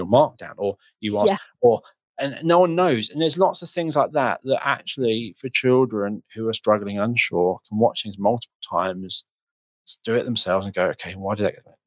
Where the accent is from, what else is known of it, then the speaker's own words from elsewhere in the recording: United Kingdom; I'm British